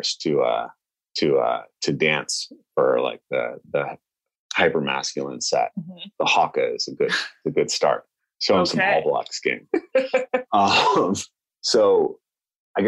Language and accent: English; the Northwest, Pacific Northwest, United States; I'm a white American, right? I grew up in the Northwest